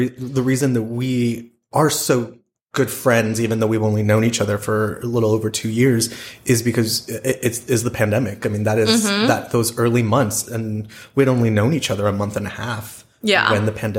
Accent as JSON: {"language": "English", "region": "East Texas", "country": "United States", "tie": "born or raised there", "also_born_or_lived": "Arlington, Texas / New York", "moved": "as an adult", "lives_now": "Dallas-Fort Worth, United States", "said": "So I moved back to the Dallas-Fort Worth area in November 2019. Actually, I grew up in East Texas. My family moved to Arlington in 1998, but then I decided to go to college in New York and stayed for almost 20 years."}